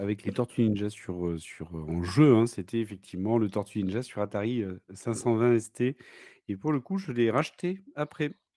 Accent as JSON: {"language": "French", "town": "Bordeaux", "region": "Nouvelle-Aquitaine", "country": "France", "said": "Je viens de, de Bordeaux"}